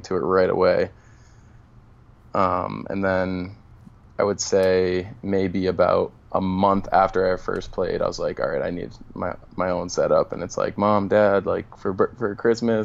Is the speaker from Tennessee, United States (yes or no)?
no; Boston, Massachusetts, United States; moved away; I was actually born in the city in Boston, and then my parents moved into the suburbs when I was about 5 years old